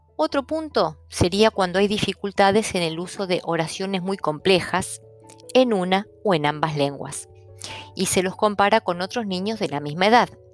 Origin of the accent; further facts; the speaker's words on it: Argentina; first language Italian; nací en Argentina y en un hogar donde mi madre era italiana, mi padre polaco, mi hermana argentina